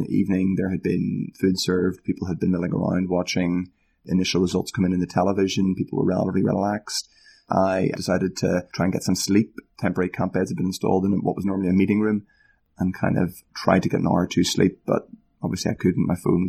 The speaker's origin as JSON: {"language": "English", "region": "Northern Ireland", "country": "United Kingdom", "said": "I'm an Irishman from Northern Ireland, obviously, where there are contesting identities."}